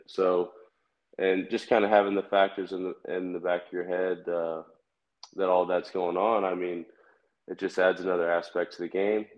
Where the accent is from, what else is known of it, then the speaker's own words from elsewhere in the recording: Kansas City, United States; I'm from Kansas City. So my favorite team uh, was definitely the Royals